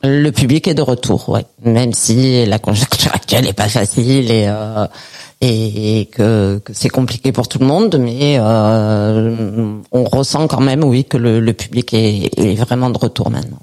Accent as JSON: {"language": "French", "town": "Perpignan", "region": "Occitania", "country": "France", "said": "chez nous à Perpignan"}